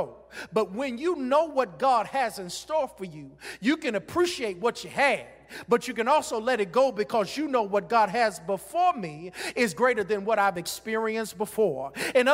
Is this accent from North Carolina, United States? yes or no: yes; Greensboro, North Carolina, United States; when I was growing up in Greensboro, North Carolina